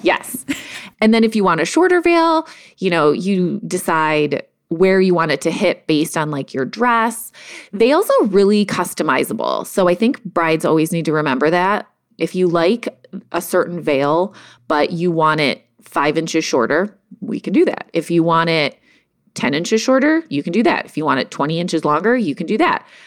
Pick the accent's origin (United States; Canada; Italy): United States; Cleveland, Ohio; moved away as an adult; also born or lived in Chicago; I'm from Cleveland, but I moved to Chicago for a job